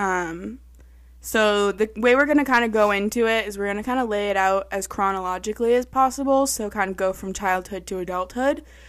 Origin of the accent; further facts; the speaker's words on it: Pepperell, Massachusetts, United States; I grew up in Pepperell, our neighborhood